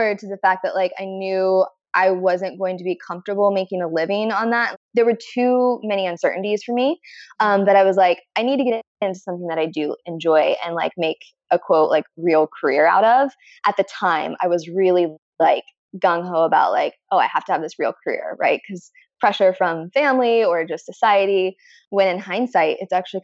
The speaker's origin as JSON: {"language": "English", "region": "Midwest", "country": "United States", "said": "I'm from the Midwest"}